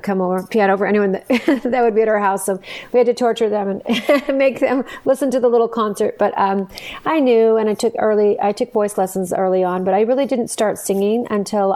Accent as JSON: {"language": "English", "town": "Santa Fe", "region": "New Mexico", "country": "United States", "tie": "born or raised there", "moved": "yes", "lives_now": "Arizona, United States", "said": "I'm actually originally from Santa Fe, New Mexico. I grew up there"}